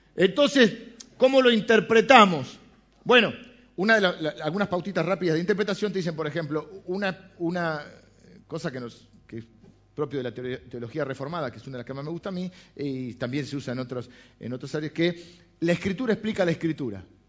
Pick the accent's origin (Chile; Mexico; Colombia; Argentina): Argentina; nuestra idiosincrasia como argentinos